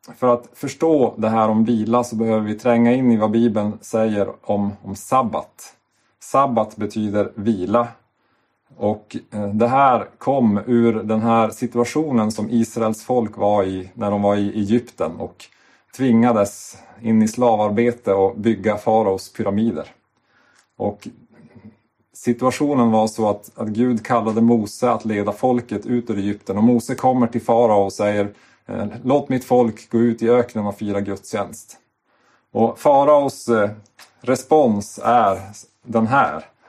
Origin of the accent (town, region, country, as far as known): Sweden